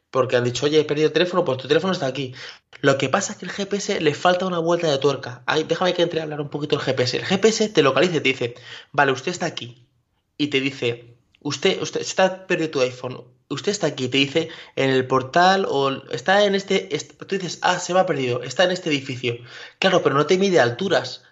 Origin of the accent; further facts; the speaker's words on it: Castilla-La Mancha, Spain; ya soy manchego